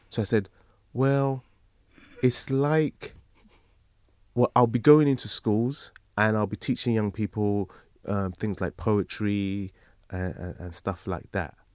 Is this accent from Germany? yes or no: no; Nigeria; If I didn't know he was Nigerian, there must be people that don't know I'm Nigerian.